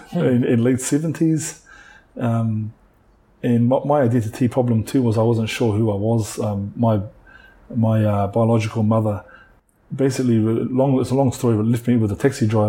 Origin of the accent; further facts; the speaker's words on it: New Zealand; now in Hawaii, United States; I was a typical Māori boy growing up in a small rural town, rough as anything.